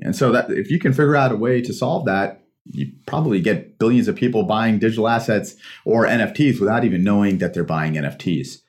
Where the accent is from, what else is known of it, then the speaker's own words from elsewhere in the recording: Pakistan; moved away; I'm a Pakistani immigrant